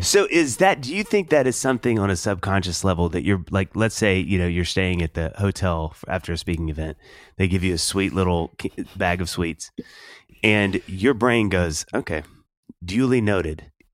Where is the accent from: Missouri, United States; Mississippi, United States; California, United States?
Mississippi, United States; Kosciusko; A native Mississippian